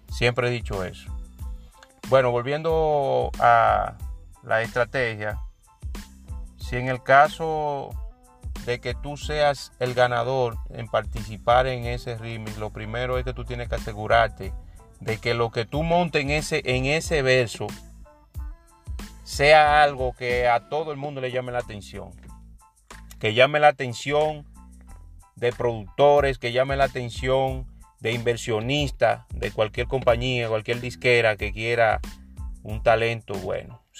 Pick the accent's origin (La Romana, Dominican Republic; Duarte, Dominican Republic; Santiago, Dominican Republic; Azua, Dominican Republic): Duarte, Dominican Republic; San Francisco de Macorís; ya que en realidad eh, es un franco macorizano, yo siempre he dicho que donde hay uno de mi tierra o un participante que yo entiendo que merece el apoyo